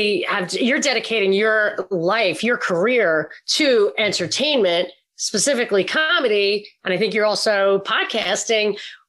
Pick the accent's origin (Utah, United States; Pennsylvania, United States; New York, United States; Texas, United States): New York, United States; especially when I was growing up in New York